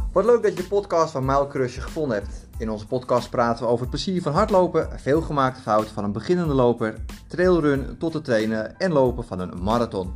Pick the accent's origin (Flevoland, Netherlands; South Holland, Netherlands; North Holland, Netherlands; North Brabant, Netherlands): Flevoland, Netherlands; Almere; moved away; bij ons in Almere, waar ik destijds woonde.